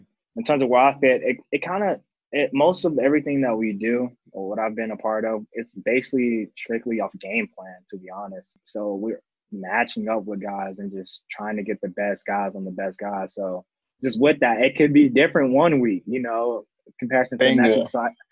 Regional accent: Georgia, United States; I'm from Georgia

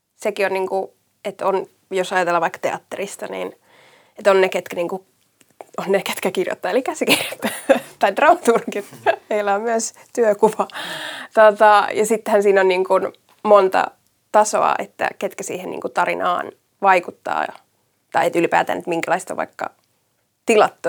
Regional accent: Järvenpää, Uusimaa, Finland; mä oon niitä Järvenpäästä kotoisin

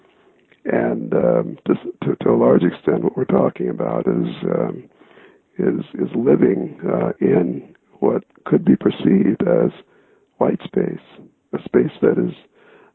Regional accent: South Bend, Indiana, United States; moved away as an adult; also born or lived in Mississippi Delta; I attended the public schools in South Bend and grew up there

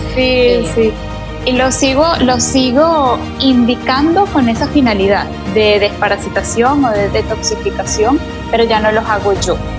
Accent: Venezuela; moved away as an adult; now in Panama; soy venezolana de nacimiento, soy panameña de corazón hace cinco años ya que estoy acá

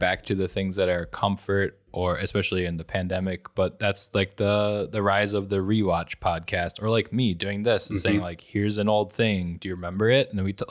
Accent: Wisconsin, United States; accent: Wisconsin; I lose some of my Wisconsin accent and I don't curse.

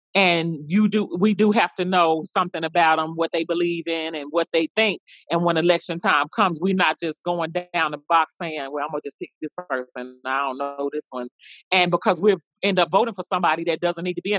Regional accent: New York, United States; now in Memphis, United States; originally from New York. I live in Memphis, Tennessee

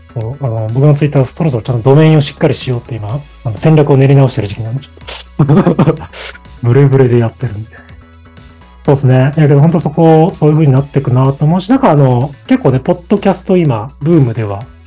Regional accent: Fukuoka, Japan; moved away; 福岡に生まれて、西へ西、あ、東へ東へ進んできて

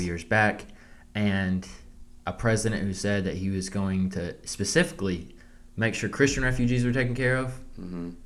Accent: the South, United States; growing up in the South, you it's normal for people to go hunt.

